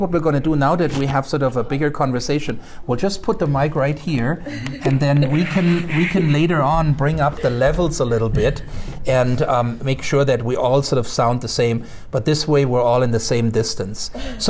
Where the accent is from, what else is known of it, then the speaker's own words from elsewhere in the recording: Germany; English is a second language; And come to think of it, growing up in Germany, that was pretty much what I remember too.